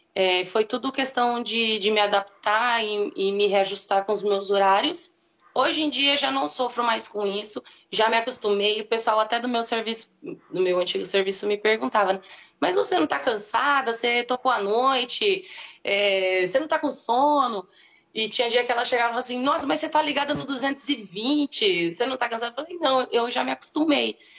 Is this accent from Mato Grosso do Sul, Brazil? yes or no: yes; Mato Grosso do Sul, Brazil; now in Rio Claro, Brazil; eu não sou daqui de Rio Claro, né? Eu sou de Mato Grosso do Sul